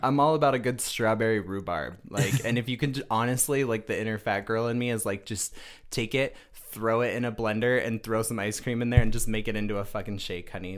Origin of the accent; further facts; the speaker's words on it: Rapid City, South Dakota, United States; moved away; also born or lived in Denver, Colorado / Michigan; I am born and raised from Rapid City, South Dakota.